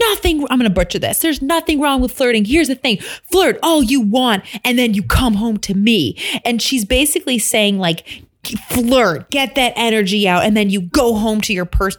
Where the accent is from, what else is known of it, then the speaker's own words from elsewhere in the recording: Midwest, United States; I'm from the Midwest, so I'm like super friendly.